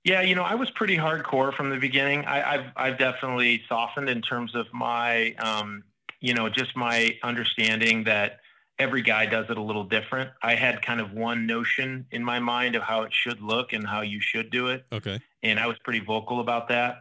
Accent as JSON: {"language": "English", "region": "Minnesota", "country": "United States", "moved": "yes", "said": "Minnesota, my home state"}